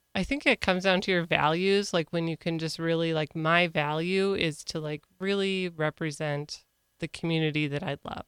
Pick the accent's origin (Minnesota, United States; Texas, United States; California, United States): Minnesota, United States; Ortonville; also born or lived in Kerkhoven, Minnesota / Big Lake, Minnesota; I grew up in Ortonville, went to school, then graduated from Ortonville